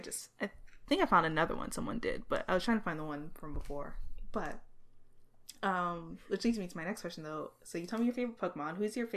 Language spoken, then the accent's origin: English; Florida, United States; now in New York, United States; I think like I'm originally from Florida, but I live in New York and I like travel back to Florida